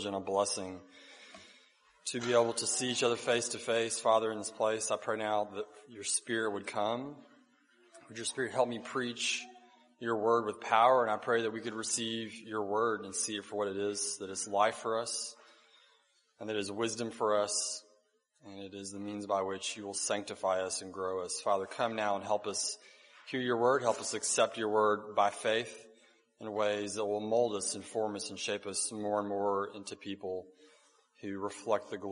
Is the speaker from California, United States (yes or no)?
no; North Alabama, United States; where I grew up in North Alabama